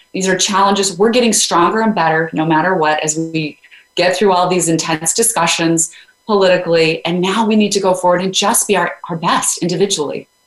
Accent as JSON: {"language": "English", "region": "Idaho", "country": "United States", "tie": "born or raised there", "said": "I grew up in Idaho"}